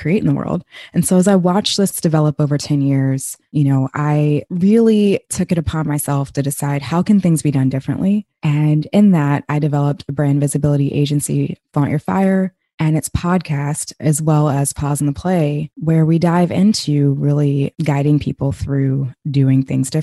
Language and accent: English; United States; born and raised in America